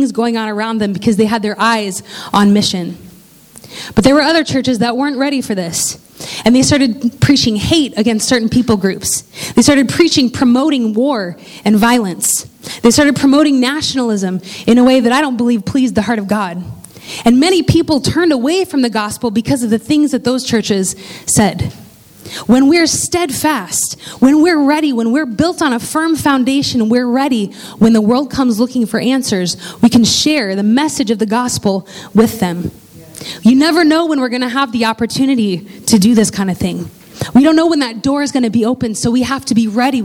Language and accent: English; Indiana, United States; I grew up in Indiana